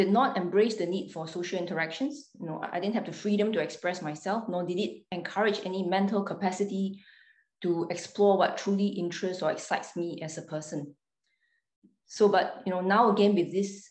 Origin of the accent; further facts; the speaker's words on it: Singapore; I was born in Singapore. So I grew up there